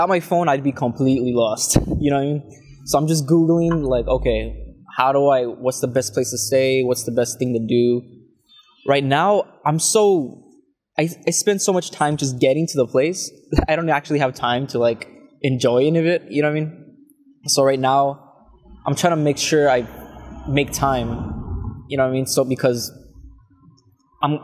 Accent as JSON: {"language": "English", "town": "La Feria", "region": "Texas", "country": "United States", "tie": "born or raised there", "said": "I grew up in Texas in a very small town called La Feria."}